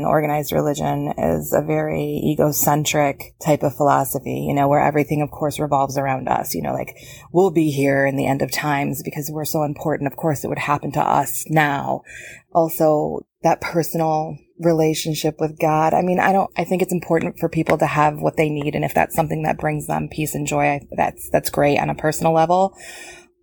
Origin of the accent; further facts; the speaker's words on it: Rockford, Michigan, United States; I'm from Rockford, Michigan.